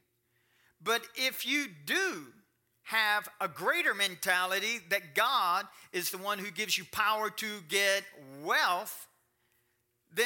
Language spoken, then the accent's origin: English; Kentucky, United States; I'm from Kentucky